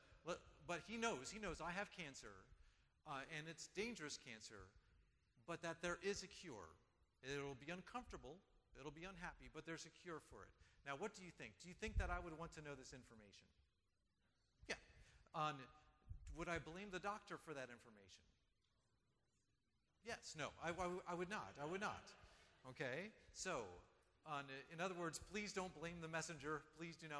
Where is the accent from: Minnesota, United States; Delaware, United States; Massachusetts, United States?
Delaware, United States; also born or lived in Guam; where I grew up in Delaware